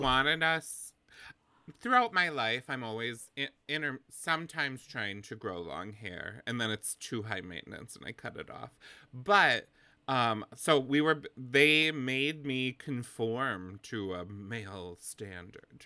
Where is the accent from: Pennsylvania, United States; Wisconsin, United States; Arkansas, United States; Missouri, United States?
Wisconsin, United States; where I'm from. I'm from Wisconsin in the Midwest